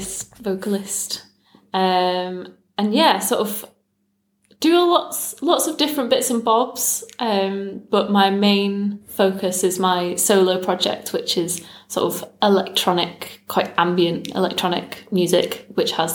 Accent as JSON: {"language": "English", "town": "Manchester", "region": "North West England", "country": "United Kingdom", "tie": "born or raised there", "said": "Manchester. Right. Yeah, sort of North Manchester, Bury, Bolton."}